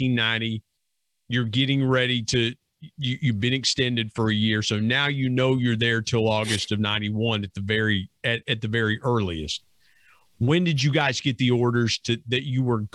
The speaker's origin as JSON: {"language": "English", "town": "Burlington", "region": "Ohio", "country": "United States", "tie": "born or raised there", "moved": "as an adult", "lives_now": "West Virginia, United States", "said": "grew up in Burlington over in the South Point area"}